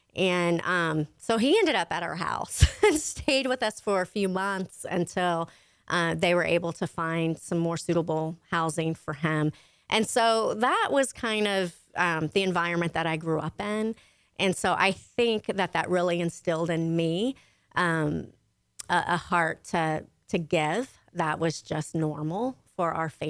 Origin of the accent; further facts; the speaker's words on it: Conroe, Texas, United States; also born or lived in Houston, Texas; my parents decided to come to Conroe when I was in fifth grade. So I grew up here and then graduated Conroe High, class of 87